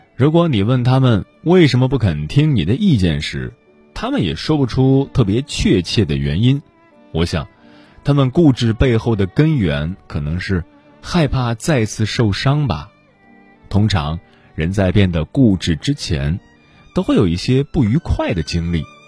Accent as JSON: {"language": "Chinese", "country": "China", "said": "作为中国人"}